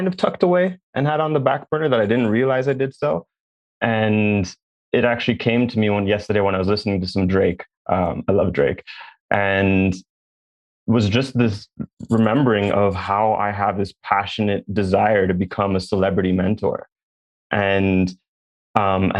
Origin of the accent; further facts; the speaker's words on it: Jamaica; I'm Jamaican.